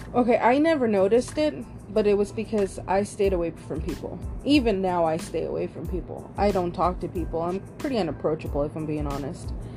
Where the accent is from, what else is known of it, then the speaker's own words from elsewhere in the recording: Austin, Texas, United States; moved away as an adult; also born or lived in Round Rock, Texas; now in California, United States; I grew up in Austin, Texas